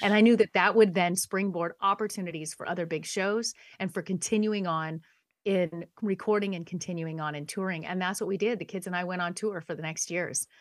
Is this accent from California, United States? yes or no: yes; San Dimas, California, United States; I was born in Southern California, born and raised a SoCal girl. Came from a little town called San Dimas